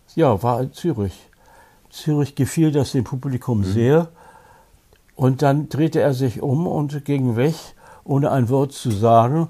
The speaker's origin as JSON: {"language": "German", "region": "Hamburg", "country": "Germany", "tie": "born or raised there", "said": "in meiner Heimatstadt Hamburg"}